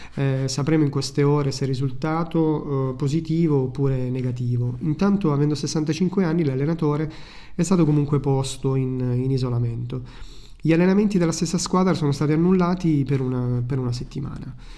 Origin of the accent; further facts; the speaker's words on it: Italy; now in Malta; Sono orgoglioso del mio paese e sono orgoglioso di essere italiano